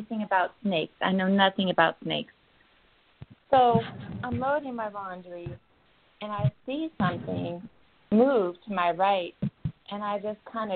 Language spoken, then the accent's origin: English; Kodiak, Alaska, United States; now in North Carolina, United States; I grew up in Kodiak, Alaska